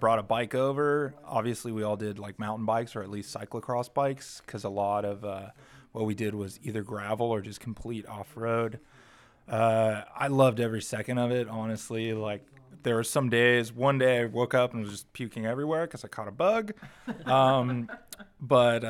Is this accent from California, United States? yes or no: yes; Encinitas, California, United States; I hail from Encinitas, California